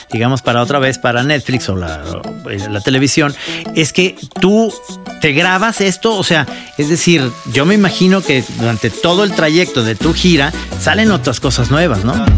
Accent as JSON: {"language": "Spanish", "town": "Guadalajara", "region": "Jalisco", "country": "Mexico", "said": "somos los tapatíos"}